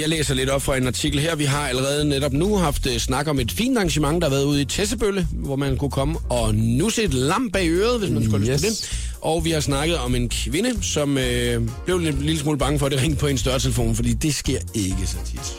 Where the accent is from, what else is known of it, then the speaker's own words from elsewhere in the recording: Skaldendrup, Southern Denmark, Denmark; moved away; Jeg er jo fra Skaldendrup.